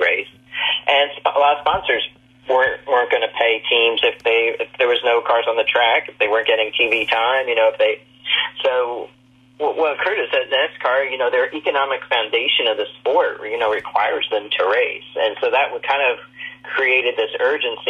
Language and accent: English; Indianapolis, Indiana, United States; moved away as an adult; also born or lived in Daytona Beach, Florida; I grew up in Indianapolis